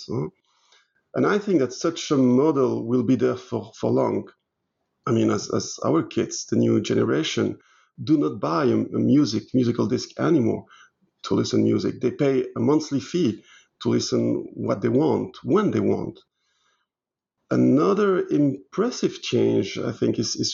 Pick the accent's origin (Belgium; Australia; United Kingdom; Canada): Belgium; first language French; English is a second language; moved away as an adult; also born or lived in Liège, Belgium / Brussels, Belgium; now in Luxembourg; I'm 51, both Belgian and British nationalities, even if my mother tongue is French.